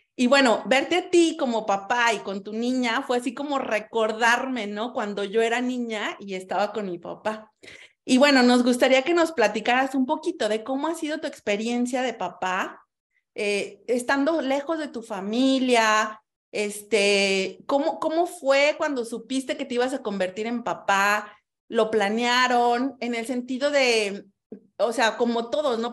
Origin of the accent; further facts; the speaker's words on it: Mexico; now in Sardinia, Italy; yo fui la primera mexicana que conociste